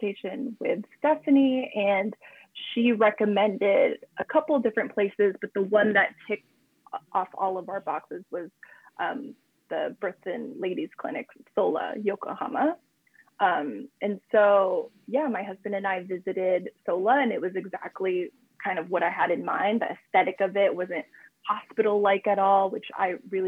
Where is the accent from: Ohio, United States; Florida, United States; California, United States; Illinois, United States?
California, United States; moved away as an adult; now in Japan; we're both from California, we're both Americans